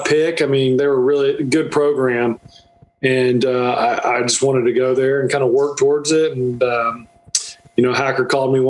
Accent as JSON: {"language": "English", "region": "North Florida", "country": "United States", "tie": "born or raised there", "moved": "yes", "lives_now": "South Georgia, United States", "said": "I grew up in Florida, North Florida, so I live in South Georgia"}